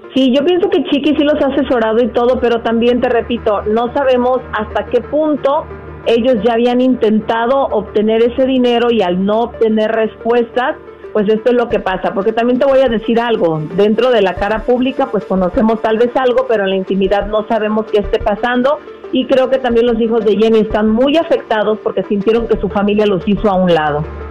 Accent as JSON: {"language": "Spanish", "country": "Mexico"}